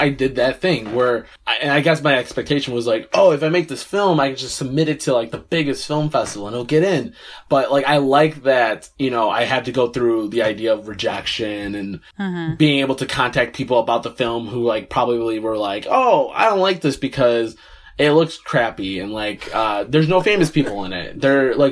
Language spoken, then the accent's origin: English; Chicago, Illinois, United States; Born and raised in Chicago